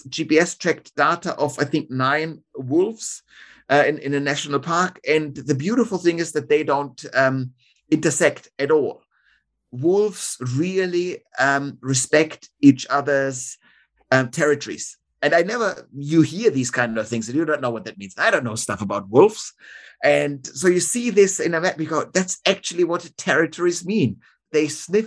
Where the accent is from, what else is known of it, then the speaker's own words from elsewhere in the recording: Munich, Bavaria, Germany; now in Australia; my hometown of Munich